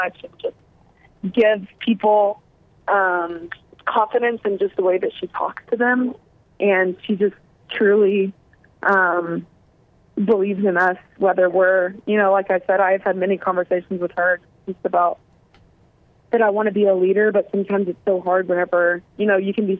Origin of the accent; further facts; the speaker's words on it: Arkansas, United States; me growing up in Arkansas